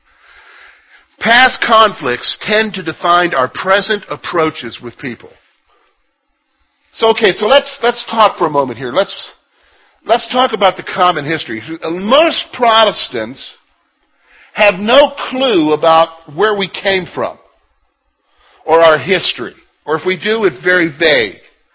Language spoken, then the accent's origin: English; United States; also born or lived in Canada